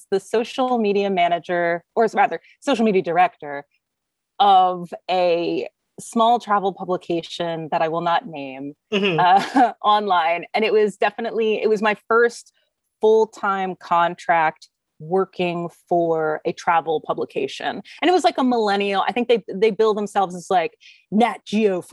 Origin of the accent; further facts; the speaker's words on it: United States; also born or lived in Germany; being an American, living in Germany